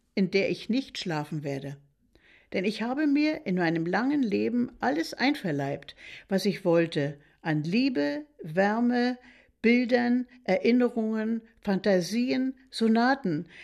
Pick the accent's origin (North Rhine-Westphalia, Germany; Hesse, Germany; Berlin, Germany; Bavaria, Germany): Berlin, Germany; now in Mecklenburg, Germany; Nun bin ich eine Berlinerin